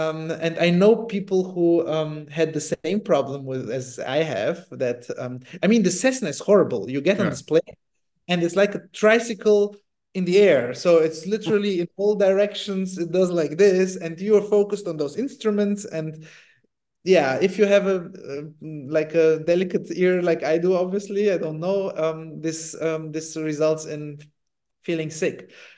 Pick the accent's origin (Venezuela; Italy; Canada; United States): Italy; moved away; also born or lived in Germany; I grew up in Italy